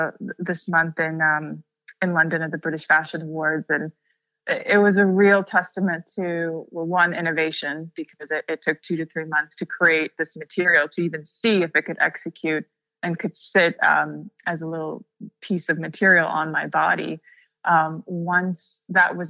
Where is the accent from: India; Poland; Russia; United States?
Russia; coming from a place where I grew up in Russia and there weren't that many options